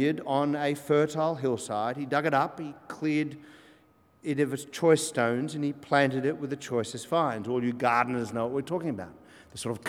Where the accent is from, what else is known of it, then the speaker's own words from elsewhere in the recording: Australia; I'm an Australian, both sides 1840, and then before that, Scotland